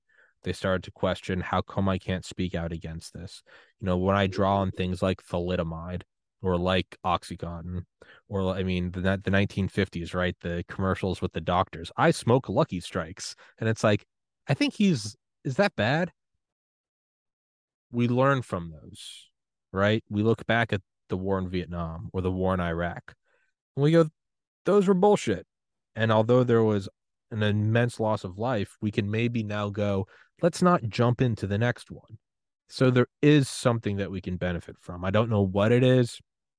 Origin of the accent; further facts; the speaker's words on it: United States; In America, no, we talk like pigs.